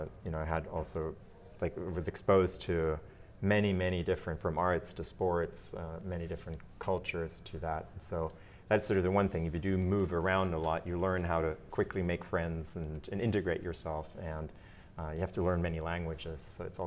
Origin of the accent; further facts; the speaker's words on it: Germany; also born or lived in Belgium; now in United States; my parents are Austrian, but I was born in the United States and then grew up in Belgium and in Germany. And when I arrived in Belgium, I was the American. When I arrived in Germany, I was the Belgian, right?